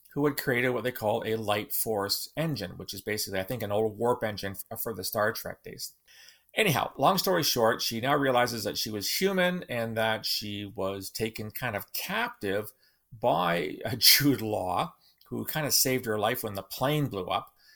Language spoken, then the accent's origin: English; Southern Ontario, Canada; As a child growing up in Southern Ontario in the nineteen sixties, I read the Marvel Comics.